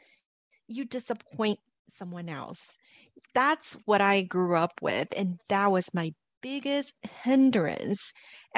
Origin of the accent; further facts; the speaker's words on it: Los Angeles, California, United States; Growing up in Los Angeles